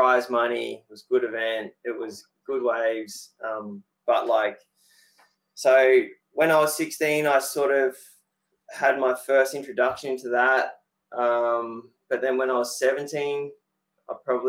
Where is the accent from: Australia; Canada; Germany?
Australia; Sunshine Coast, Queensland; growing up on the Sunshine Coast